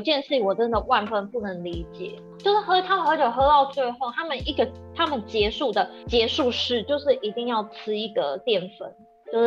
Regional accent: Japan; Chinese is a second language; 因为我们日本人最多什么哦，就得规矩啊

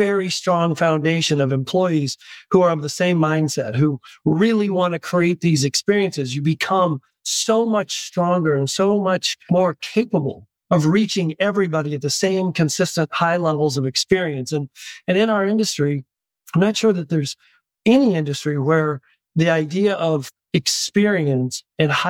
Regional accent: Newton, Iowa, United States; also born or lived in Des Moines, Iowa; Jackie and I are Iowa kids, as Troy mentioned earlier. I'm from Newton, Iowa

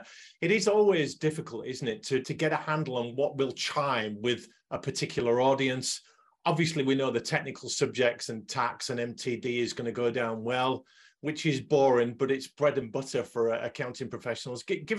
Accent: Hull, Yorkshire and the Humber, United Kingdom; I'm a Northerner, born and bred in Hull

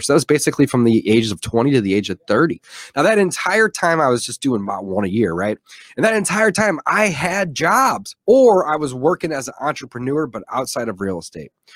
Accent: St. Louis, Missouri, United States; also born or lived in Columbia, Missouri; I'm from Saint Louis, Missouri, was born and raised here

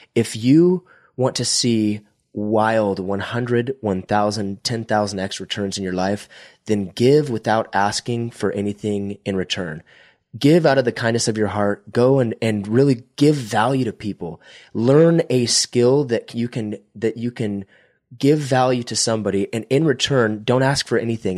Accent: Visalia, California, United States; I'm from Visalia, California, which is about an hour between Bakersfield and Fresno

